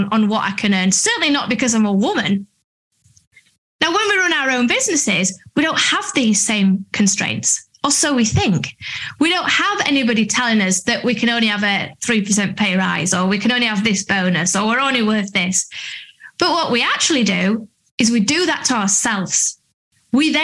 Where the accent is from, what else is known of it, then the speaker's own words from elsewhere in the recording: Doncaster, Yorkshire and the Humber, United Kingdom; moved away as an adult; also born or lived in London; I'm from Doncaster